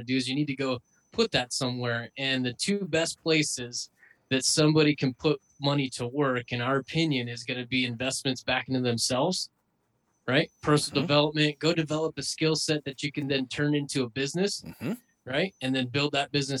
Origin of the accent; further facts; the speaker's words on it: Idaho, United States; Growing up in Idaho, you have this self-reliance, self-sufficient mentality